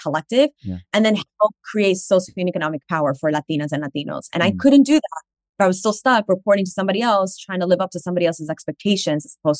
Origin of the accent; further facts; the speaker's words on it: New York City, New York, United States; I'm from Washington Heights in the Bronx